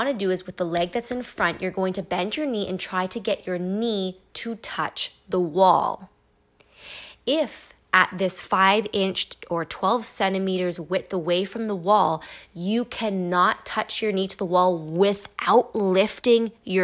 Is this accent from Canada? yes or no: yes; Canada; I am Canadian.